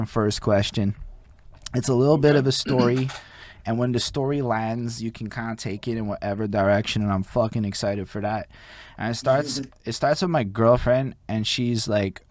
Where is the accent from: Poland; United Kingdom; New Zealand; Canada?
Canada; Montreal, Quebec; I'm in Montreal, and the one thing I can tell you about growing up here